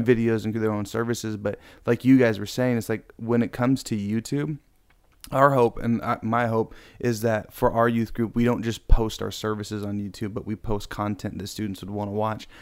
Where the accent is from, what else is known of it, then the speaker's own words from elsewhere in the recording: Riverside, California, United States; also born or lived in Norco; I grew up in Riverside. That's where I, I used to live before moving to, I guess, Hick Town, Norco